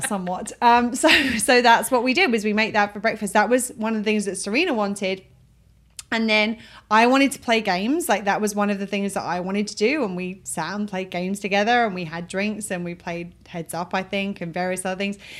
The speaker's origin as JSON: {"language": "English", "region": "England", "country": "United Kingdom", "moved": "yes", "said": "I'm from England"}